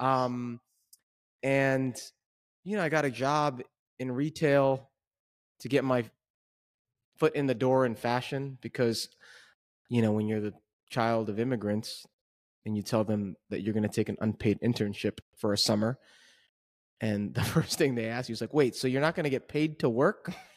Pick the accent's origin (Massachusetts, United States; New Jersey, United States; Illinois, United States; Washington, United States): New Jersey, United States; Jersey City; born and raised in Jersey City, currently, uh, still live in Jersey City